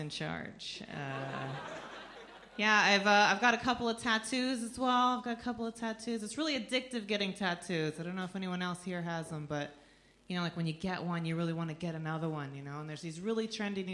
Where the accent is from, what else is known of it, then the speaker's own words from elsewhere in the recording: United States; I am from just below Canada